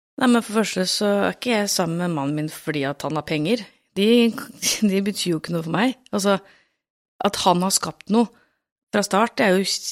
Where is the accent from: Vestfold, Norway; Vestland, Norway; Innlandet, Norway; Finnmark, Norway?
Vestfold, Norway; Tønsberg; er jeg jo fra Tønsberg sjøl òg